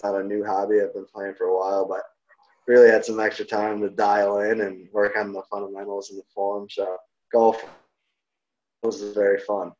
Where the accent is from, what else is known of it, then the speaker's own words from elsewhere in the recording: Greece, New York, United States; also born or lived in Victor, New York; I'm from Rochester, but I was originally from a town in Rochester across the city there from where I ended up. So I grew up in Greece, which is about 30 minutes from Victor, which is where I ended up going to high school